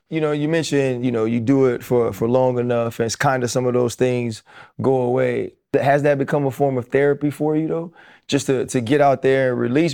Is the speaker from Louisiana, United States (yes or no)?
yes; New Orleans, Louisiana, United States; I'm proud I'm from the West Bank of New Orleans